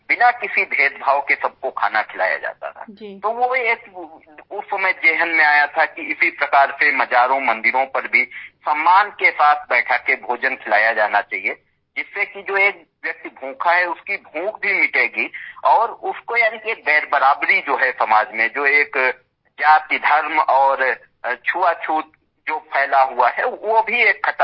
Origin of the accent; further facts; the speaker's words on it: India; हम ग्रामीण क्षेत्र से परिवेश के रहने वाले हैं वहीं पले बढ़े हैं जब गांव से हम लखनऊ पढ़ाई के लिए आए